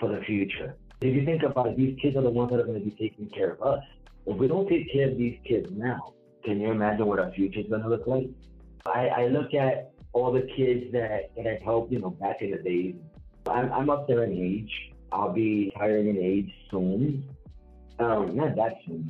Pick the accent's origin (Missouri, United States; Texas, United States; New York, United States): New York, United States; New York City; I'm from the Bronx